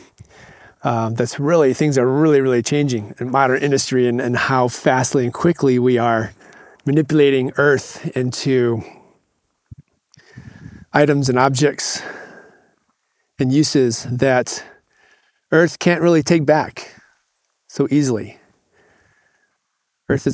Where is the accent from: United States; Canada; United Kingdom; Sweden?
United States; Michigan; moved away; I grew up in Michigan, and for a good 10 to 12 years of my younger life before I headed off in the world, I grew up on a small farm